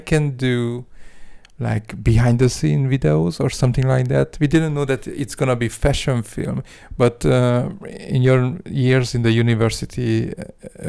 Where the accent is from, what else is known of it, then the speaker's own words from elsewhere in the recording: Hungary; moved away as an adult; also born or lived in Dubai; now in Berlin, Germany; I'm from Hungary